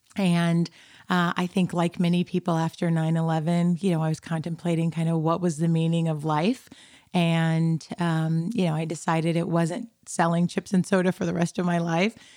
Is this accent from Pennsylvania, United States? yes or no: no; Tucson, Arizona, United States; also born or lived in Compton, California; we traversed from Compton, California, which was ninety-nine point nine nine percent black to Tucson, Arizona, which was ninety-nine point nine nine percent white, um, and grew up there, uh, in Tucson